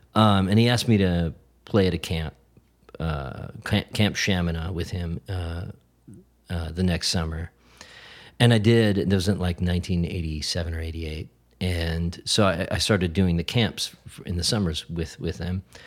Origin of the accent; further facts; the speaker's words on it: Brainerd, Minnesota, United States; moved away; I grew up in Brainerd, Minnesota